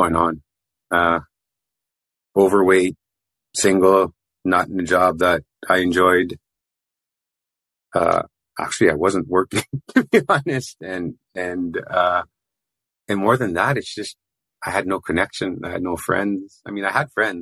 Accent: Philippines; I grew up in the Philippines, raised Roman Catholic

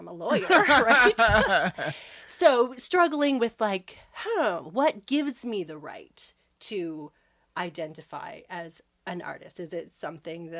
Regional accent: Bridgewater, Nova Scotia, Canada; I grew up here in Nova Scotia, just outside of the town of Bridgewater.

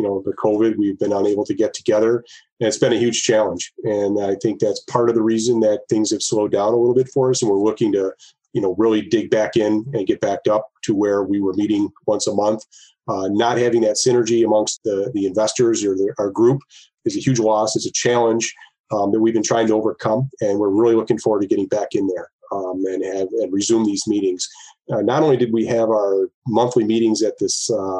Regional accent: Rochester, New York, United States; We're from Rochester

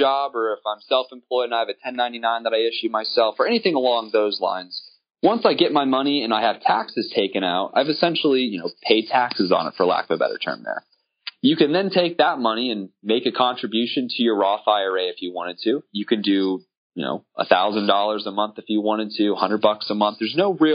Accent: Apopka, Florida, United States; I'm from Central Florida, born and raised in Apopka

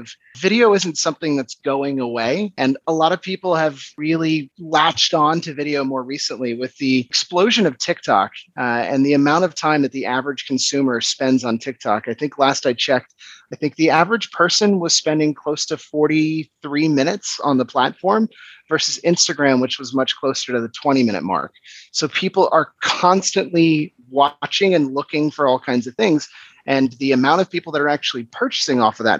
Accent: Washington, District of Columbia, United States; moved away as an adult; now in Copenhagen, Denmark; I'm originally from Washington, DC, but I've been in Copenhagen, Denmark, for the last just under 6 years.

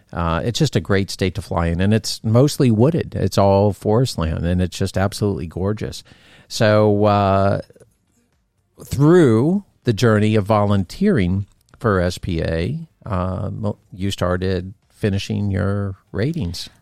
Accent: Florida, United States; growing up in Florida

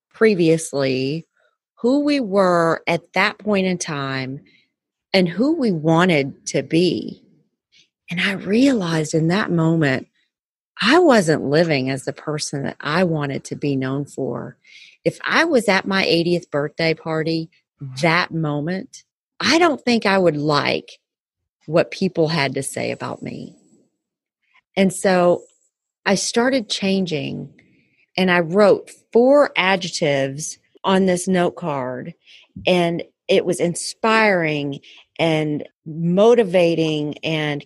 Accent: Texas, United States; I'm still a Texan

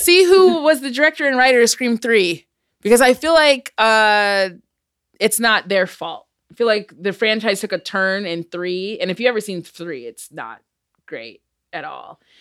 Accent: Michigan, United States; I'm from Michigan

